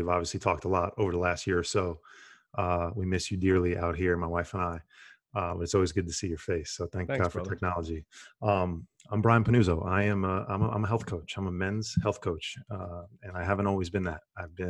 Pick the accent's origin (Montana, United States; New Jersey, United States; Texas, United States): New Jersey, United States; I grew up in Bergen County in the New York, New Jersey area. You know, New York, New Jersey, basketball and Wall Street probably defined the majority of my life for a long period of time.